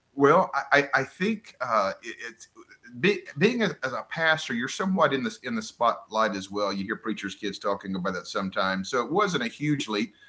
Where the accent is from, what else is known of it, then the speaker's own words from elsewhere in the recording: Florida Panhandle, United States; moved away as an adult; now in Winston-Salem, United States; I grew up in the Panhandle of Florida, or what they call as the Redneck Riviera